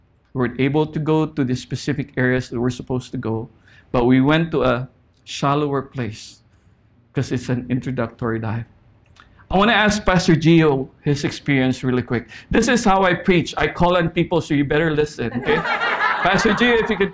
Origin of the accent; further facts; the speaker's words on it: Philippines; moved away as an adult; now in Saipan, Northern Mariana Islands; We grew up in the Philippines